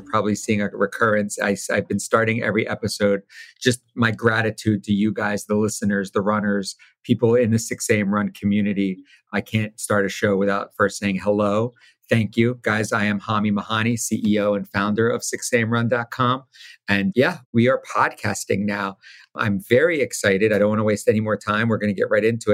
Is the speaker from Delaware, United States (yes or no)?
yes; Wilmington, Delaware, United States; I'm from Wilmington, Delaware